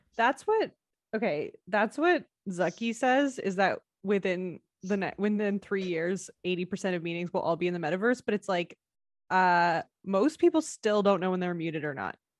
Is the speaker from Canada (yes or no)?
yes; Canada; our fellow Canadian brethren